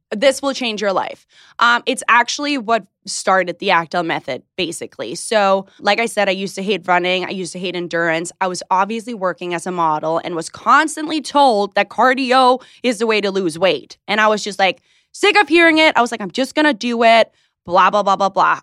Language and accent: English; Hillerød, Capital Region of Denmark, Denmark; moved away; I grew up in Denmark, you got that right, in a small town, maybe you could say it, Hillerød.